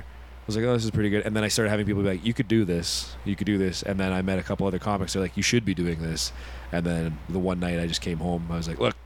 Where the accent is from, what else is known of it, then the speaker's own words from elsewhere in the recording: Fergus, Ontario, Canada; In Fergus, and it's November. It's November 10th, and that's a big deal because that's my hometown. That's where I grew up.